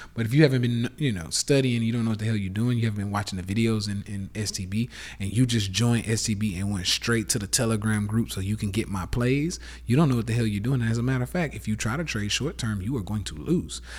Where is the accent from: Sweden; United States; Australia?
United States; the South; accent: southern; my fucking southern accent